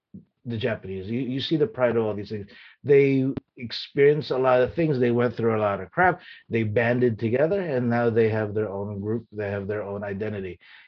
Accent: Philippines; now in United States; my personality, who I am, is really based on how I grew up in the Philippines.

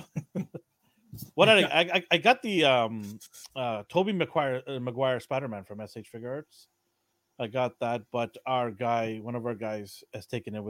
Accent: Canada; being Canadian here

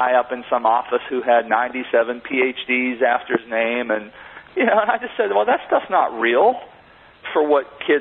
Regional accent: Monessen, Pennsylvania, United States; I grew up in a very small steel mill town outside of Pittsburgh, Pennsylvania, called Manesson, Pennsylvania

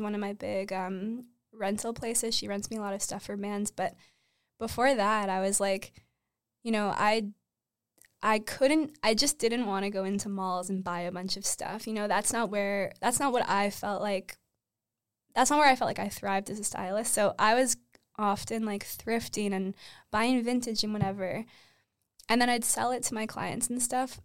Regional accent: Uxbridge, Ontario, Canada; also born or lived in Toronto; I grew up in Uxbridge

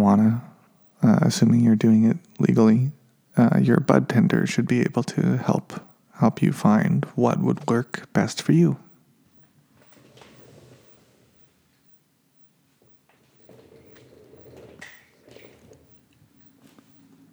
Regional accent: Nevada, United States; now in California, United States; I grew up in Nevada

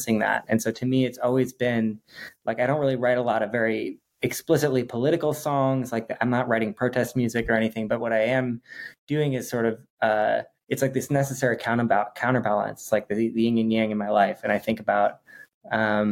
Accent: Twin Cities, Minnesota, United States; also born or lived in East Coast / Bay Area; now in Los Angeles, United States; grew up in the Twin Cities

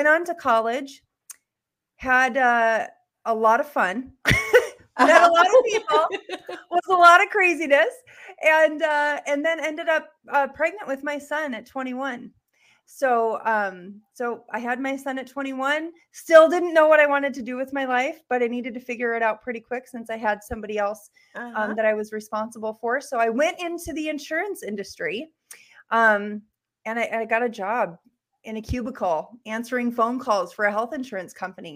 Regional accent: Bowman, North Dakota, United States; also born or lived in Bismarck, North Dakota; I'm from Bowman, North Dakota. That's where I was born and raised.

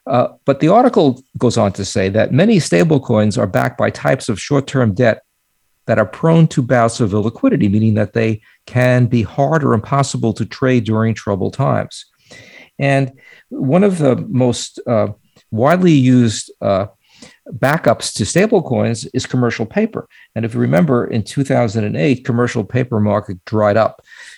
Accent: New York, United States; accent: New York; I was afraid I would, you know, pick up my New York accent again.

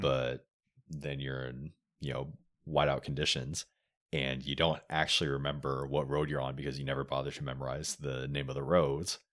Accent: Oregon, United States; moved away as an adult; also born or lived in Texas; I grew up in Oregon

